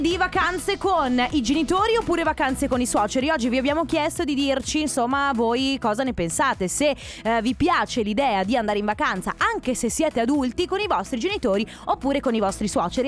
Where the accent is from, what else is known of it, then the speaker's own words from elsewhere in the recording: Sicily, Italy; now in Veneto, Italy; io sono nata in Sicilia eh, e da tanti anni, oltre il Covid, saranno 4-5 anni che io non scendo giù a Catania